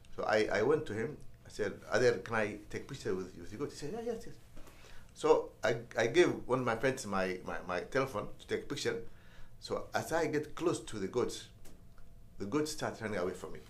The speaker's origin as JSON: {"language": "English", "town": "Mogadishu", "region": "Banaadir", "country": "Somalia", "tie": "born or raised there", "also_born_or_lived": "Washington, DC, United States", "moved": "as an adult", "said": "I was born in Mogadishu and uh, raised and uh, went to school uh, all the way to high school uh, in Mogadishu."}